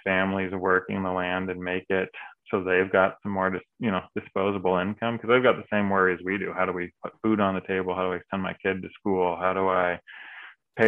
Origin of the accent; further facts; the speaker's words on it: California, United States; moved away; I grew up down in California